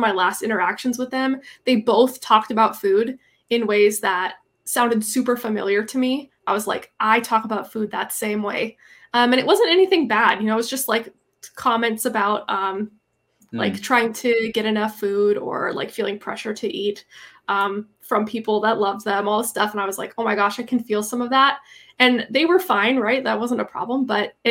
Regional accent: Minnesota, United States; now in Seattle, United States; I'm from Minnesota and I'm moving back there in the next year or two

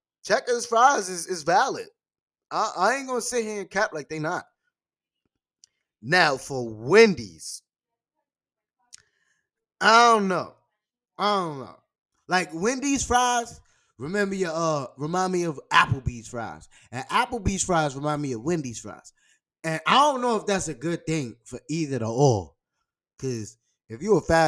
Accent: New York, United States; I'm from New York

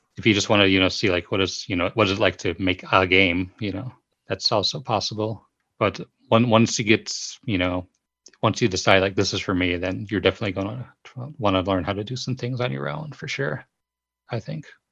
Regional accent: United States; moved away as an adult; now in Japan; go back to the U S from here, um, I'm gonna, of course, wanna go to my hometown

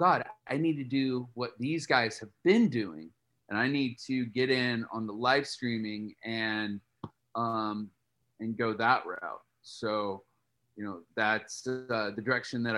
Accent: Columbus, Indiana, United States; moved away as an adult; now in Nashville, United States; I'm from small town Indiana. I'm from Columbus, Indiana.

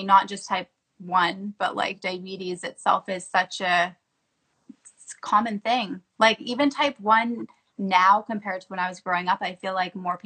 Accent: Canada; now in United States; growing up in Canada

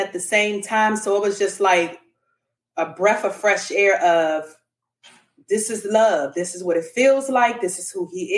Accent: Washington, District of Columbia, United States; also born or lived in Dallas, Texas; now in Houston, United States; I am originally from Washington, D.C. I am currently residing in Texas. I'm in Houston for now.

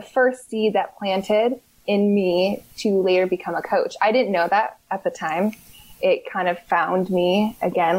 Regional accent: Berkeley, California, United States; moved away as an adult; also born or lived in Seattle; I grew up in Berkeley

